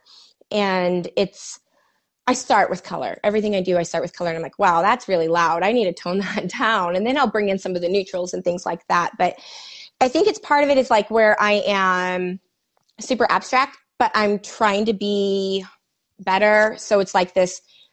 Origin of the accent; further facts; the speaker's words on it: Manhattan, Kansas, United States; also born or lived in Kearney, Nebraska; now in Kansas City, United States; I'm from Manhattan, but we lived there for a couple years in Kearney. And then I moved to KC.